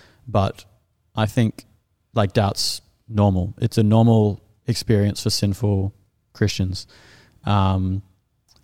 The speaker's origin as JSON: {"language": "English", "country": "Australia", "said": "As an Australian, I find it very uncomfortable."}